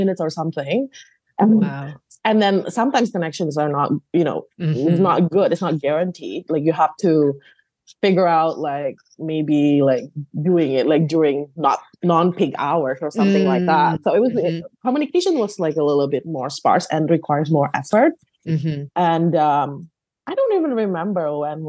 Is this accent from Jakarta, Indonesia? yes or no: no; Bandung, West Java, Indonesia; moved away; I grew up in the West Java. It's in a Java island.